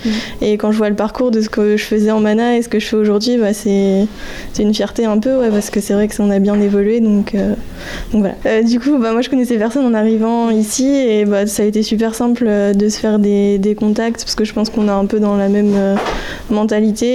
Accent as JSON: {"language": "French", "region": "Normandy", "country": "France", "moved": "as an adult", "said": "je suis pas du tout de la région de base, je suis euh, de Normandie"}